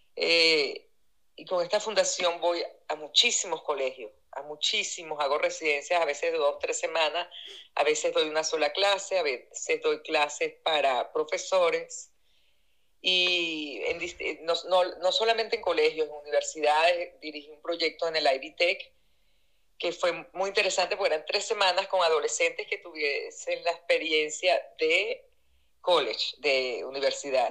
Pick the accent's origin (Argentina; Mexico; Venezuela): Venezuela; moved away as an adult; now in Indianapolis, United States; yo digo que yo crecí en Venezuela y vine a envejecer en Estados Unidos